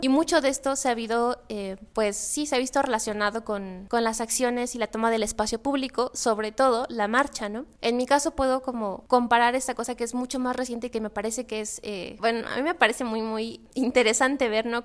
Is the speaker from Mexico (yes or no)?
yes; Tlaxcala, Mexico; moved away as an adult; now in Puebla, Mexico; yo soy de Tlaxcala y yo llego a Puebla en el 2008, creo justamente para estudiar la universidad